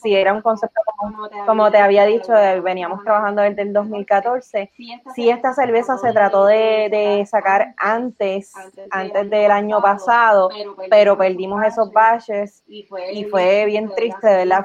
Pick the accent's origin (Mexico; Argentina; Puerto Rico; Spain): Puerto Rico; Utuado; nosotros como, como utuadeños, ¿sabes? Como utuadeños con con base jíbara